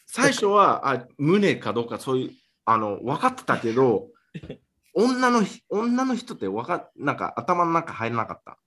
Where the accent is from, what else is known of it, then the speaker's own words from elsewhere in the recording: Miami, Florida, United States; マヤミで、俺の出身で